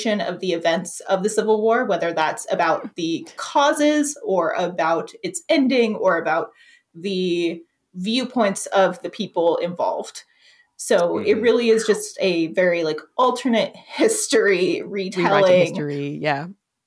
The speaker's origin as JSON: {"language": "English", "region": "the South", "country": "United States", "tie": "born or raised there", "said": "I really loved growing up in the South"}